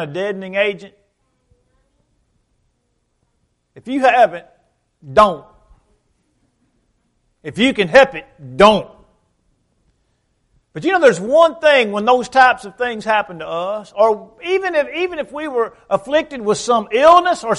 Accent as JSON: {"language": "English", "town": "Dexter", "country": "United States", "tie": "born or raised there", "moved": "yes", "said": "my hometown in Dexter"}